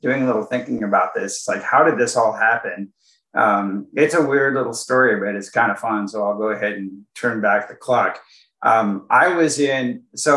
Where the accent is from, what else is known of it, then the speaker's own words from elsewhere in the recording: Silicon Valley, California, United States; I grew up in Silicon Valley, by the way, so it was kind of like easy to get an electronics job. That's kind of like all there was here